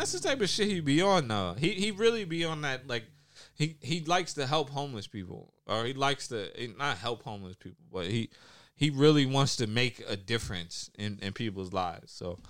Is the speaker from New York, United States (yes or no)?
yes; New York, United States; growing up in New York